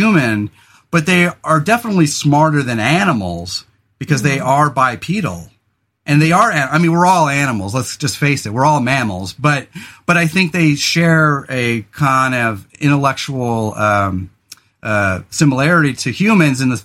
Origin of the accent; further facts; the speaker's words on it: California, United States; now in Oregon, United States; we grew up in California